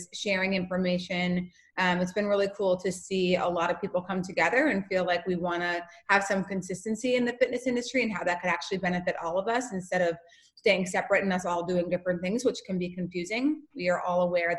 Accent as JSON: {"language": "English", "region": "North Dakota", "country": "United States", "moved": "yes", "said": "I'm from North Dakota"}